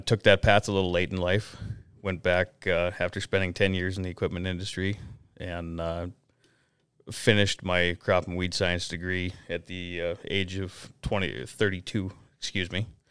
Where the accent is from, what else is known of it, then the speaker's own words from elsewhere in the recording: Detroit Lakes, Minnesota, United States; also born or lived in North Dakota; now in Anamoose, United States; I'm originally from the Detroit Lakes, Minnesota area.